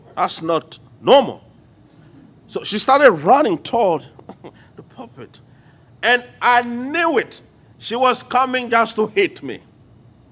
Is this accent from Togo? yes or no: yes; Lomé, Maritime, Togo; accent: French; English is a second language; moved away as an adult; also born or lived in United States; now in Lomé, Togo; One day I was teaching in my hometown, Lome